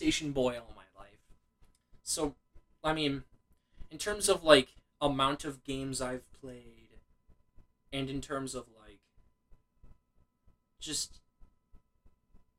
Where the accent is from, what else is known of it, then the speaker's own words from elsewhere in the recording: United States; we're from America